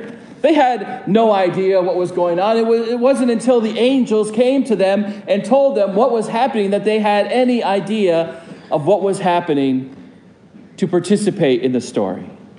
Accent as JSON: {"language": "English", "region": "Vermont", "country": "United States", "tie": "born or raised there", "said": "when I grew up in Vermont, I always looked forward to having snow at Christmas every year."}